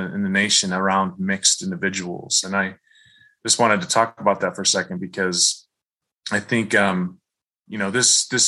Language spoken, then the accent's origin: English; Michigan, United States; I grew up in Michigan